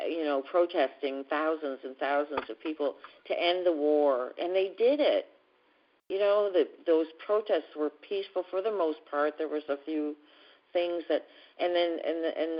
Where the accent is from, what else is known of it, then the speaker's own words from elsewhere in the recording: Canada; I'm from Canada